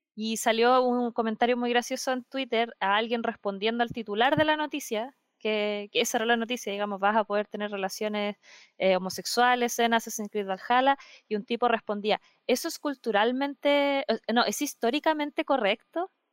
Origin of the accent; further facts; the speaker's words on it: Concepción, Biobío, Chile; yo soy de Concepción